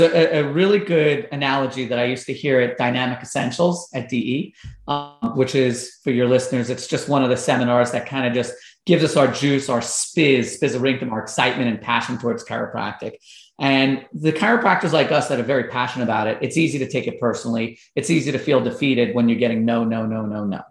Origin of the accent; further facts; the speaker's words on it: Long Island, New York, United States; I was growing up in Long Island, New York